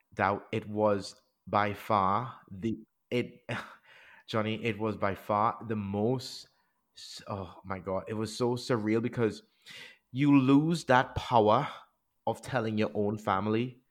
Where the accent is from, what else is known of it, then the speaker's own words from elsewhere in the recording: Trinidad & Tobago; now in England; when I grew up in the Caribbean